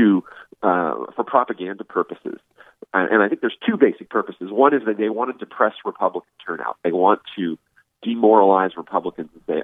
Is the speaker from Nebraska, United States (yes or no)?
no; California, United States; moved away; I'm from California originally, and my ancestors have been in California since they came to the United States in the 19th century